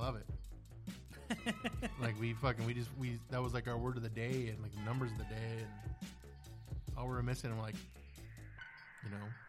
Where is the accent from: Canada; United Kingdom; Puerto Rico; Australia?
Canada; now in United States; I'm Canadian.